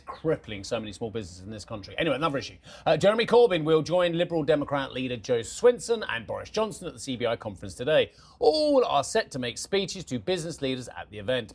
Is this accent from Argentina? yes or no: no; United Kingdom; as a British taxpayer, as a, as a Brit